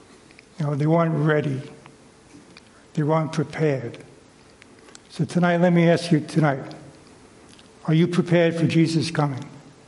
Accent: New York City, New York, United States; I was raised in Brooklyn

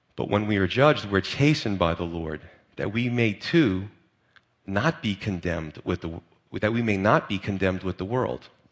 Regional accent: United States; as American Christians

